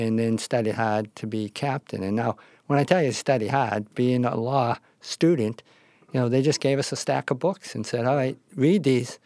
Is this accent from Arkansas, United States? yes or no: no; Boston, Massachusetts, United States; I grew up in South Boston.